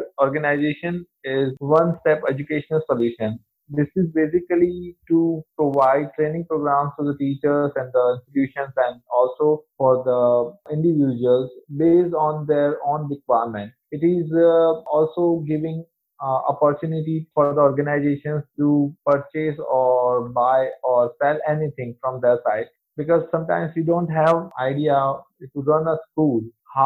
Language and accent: English; India; I'm from India